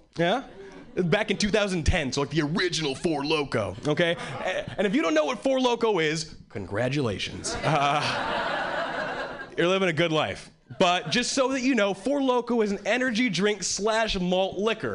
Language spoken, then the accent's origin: English; Hawaii, United States; moved away as an adult; now in Boston, United States; I was born and raised in Hawaii. And three years ago, I moved